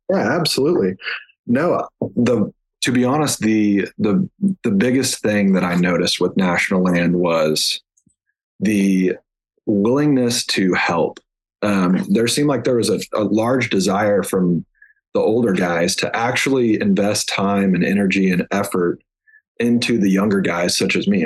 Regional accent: Kingfisher, Oklahoma, United States; I grew up in Kingfisher, Oklahoma, which was northwest Oklahoma, and uh, grew up on a farm

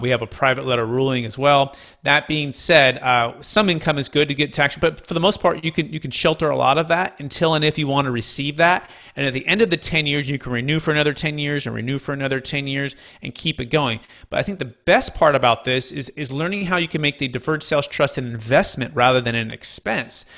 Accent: Bay Area, California, United States; growing up in the Bay Area

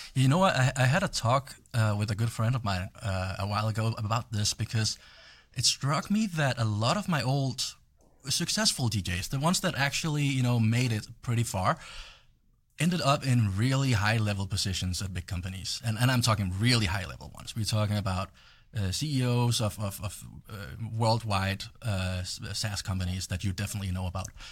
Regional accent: Denmark; moved away; I'm from Europe

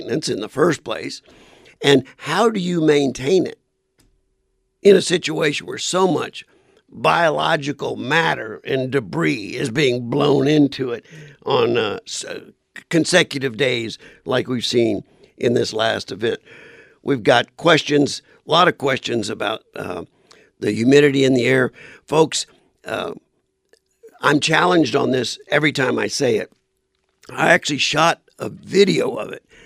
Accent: South Louisiana, United States; now in Arizona, United States; I'm from South Louisiana

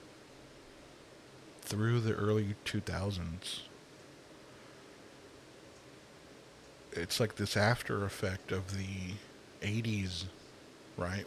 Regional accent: Los Angeles, California, United States; I grew up here in Los Angeles

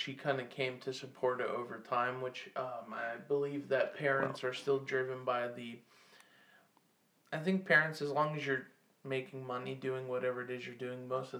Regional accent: the South, United States; growing up in the South

